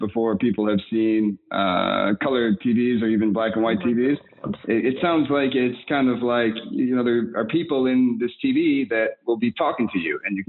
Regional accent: Milwaukee, Wisconsin, United States; also born or lived in New York; my hometown in Milwaukee

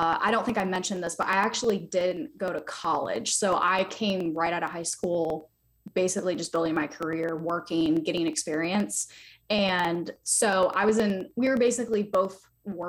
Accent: Raleigh, North Carolina, United States; I'm based out of Raleigh, North Carolina. So I'm on the East Coast of the U.S. I've been here my whole life. I grew up here. I was born here.

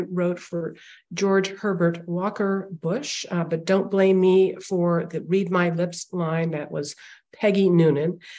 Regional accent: India; born there; Plus, I was born in India

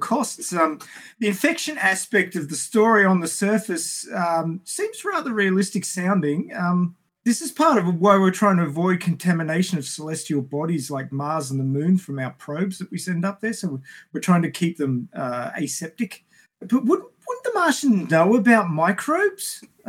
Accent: Australia; I'm from Australia.

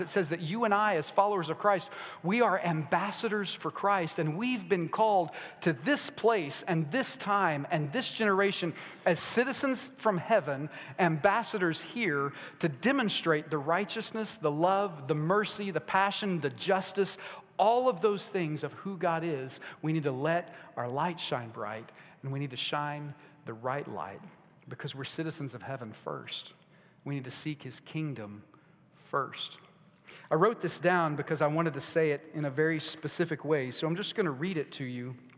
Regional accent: United States; I am American and I'm proud to be

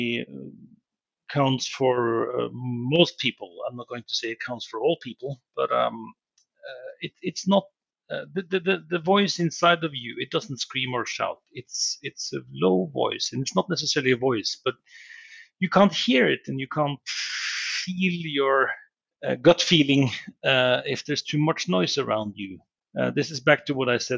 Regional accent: Norway; moved away; Norway, and growing up in Norway has been, you know, we are outdoor people. So I've lived around the world in many, many countries, far, far away

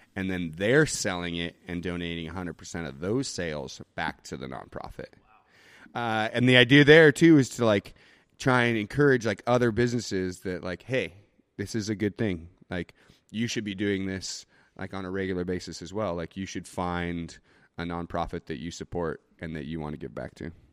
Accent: Boise, Idaho, United States; also born or lived in Portland / Nicaragua; I was born and raised here in Boise

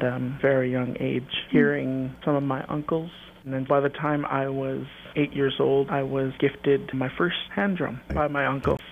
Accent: Mount Currie, British Columbia, Canada; also born or lived in Vancouver, British Columbia; I was originally born and raised in the city in Vancouver, BC, before I was going into grade two. And then my mom moved us home. We recognize the entire traditional territory as Lillooet, but where our village or town is, it's called Mount Currie

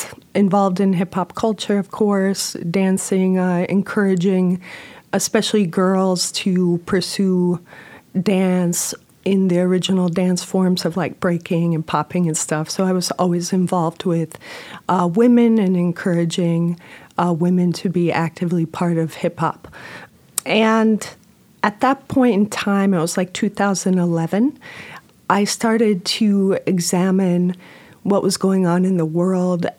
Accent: Chicago, Illinois, United States; I am from Chicago, and I'm a dancer and choreographer

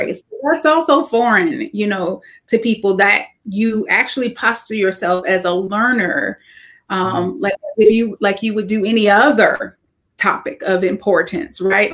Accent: the South, United States; growing up in the South as an African American

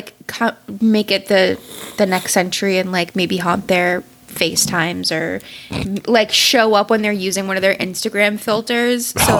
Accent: Salem, Massachusetts, United States; I grew up in Salem, Mass.

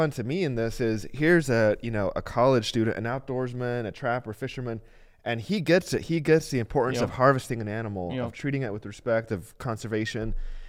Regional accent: El Salvador; So I grew up in El Salvador, and on my little street.

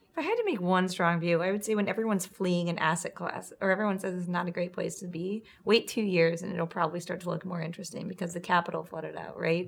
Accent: Charlottesville, Virginia, United States; moved away; I was just in my hometown and there's a really large mall there

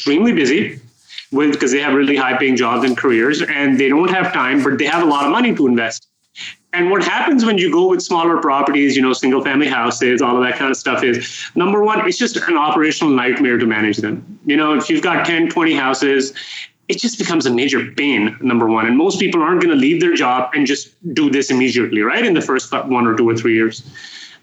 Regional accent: Canada; moved away as an adult; also born or lived in Toronto, Canada / Calgary, Canada; now in Texas, United States; I'm a Canadian expat, as you guys mentioned, living in Texas

